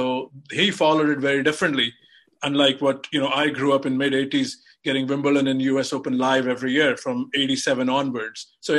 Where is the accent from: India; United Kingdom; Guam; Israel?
India; me being an Indian, you know, we got a lot of BBC feed.